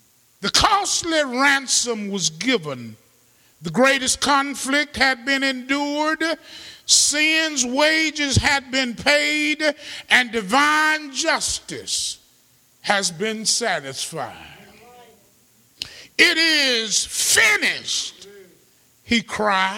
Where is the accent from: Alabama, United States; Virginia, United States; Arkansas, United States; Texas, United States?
Alabama, United States; Birmingham; moved away; We're from Birmingham